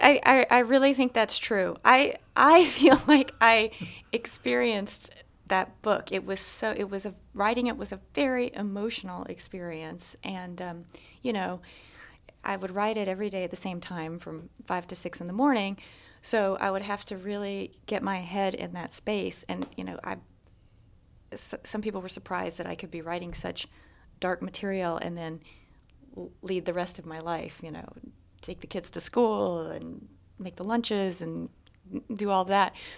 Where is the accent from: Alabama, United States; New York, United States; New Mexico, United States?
Alabama, United States; moved away as an adult; I was born and raised in Alabama. In fact, I lived there until I was twenty-one